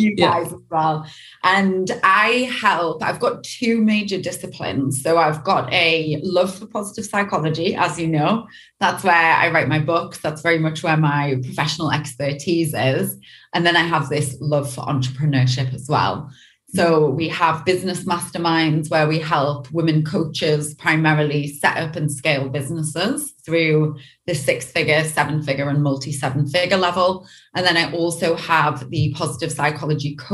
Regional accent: Newcastle upon Tyne, North East England, United Kingdom; now in Los Angeles, United States; I'm originally from the UK, from a place called Newcastle. And I grew up just having a pretty standard, pretty normal childhood

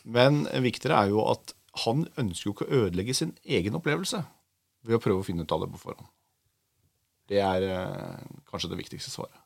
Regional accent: Oslo, Norway; er fra Oslo

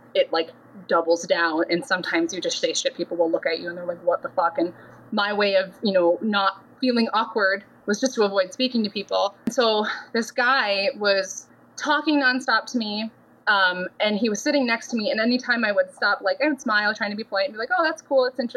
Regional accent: Minnesota, United States; moved away as an adult; I grew up in Minnesota, left for the Navy when I was 19

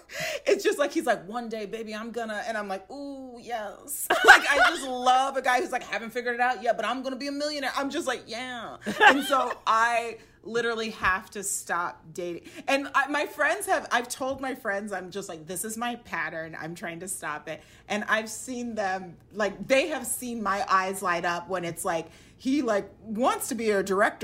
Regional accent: Nigeria; but like I'm Nigerian and like all my relatives are like one day soon

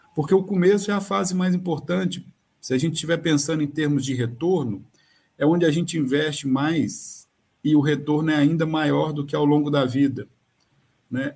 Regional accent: Minas Gerais, Brazil; moved away; eu sou de Minas

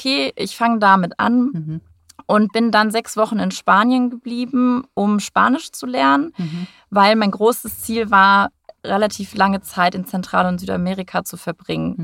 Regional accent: North Rhine-Westphalia, Germany; moved away as an adult; also born or lived in Hamburg / Abu Dhabi; now in Frankfurt, Germany; Ich äh, komme ursprünglich aus NRW, vom Niederrhein

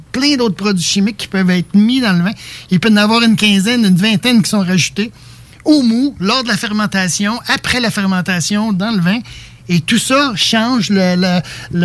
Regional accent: Quebec, Canada; je suis Québécois

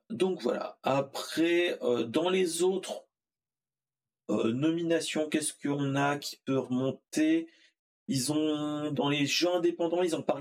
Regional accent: France; Euh, euh, je suis français.

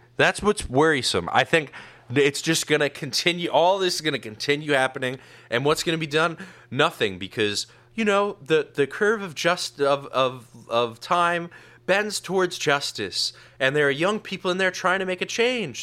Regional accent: New York, United States; I grew up in New York

